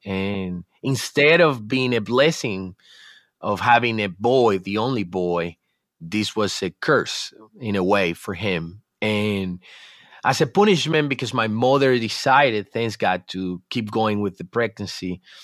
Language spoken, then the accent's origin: English; Dominican Republic; I'm from the Dominican Republic